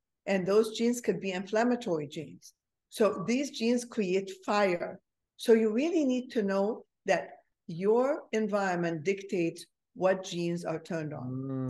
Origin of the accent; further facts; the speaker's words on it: Egypt; moved away; I'm originally from Egypt, so I'm a Mediterranean